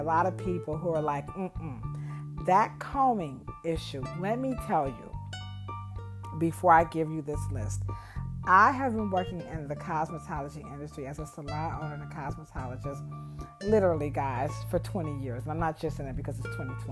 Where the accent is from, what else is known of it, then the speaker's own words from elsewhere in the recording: United States; I'm an American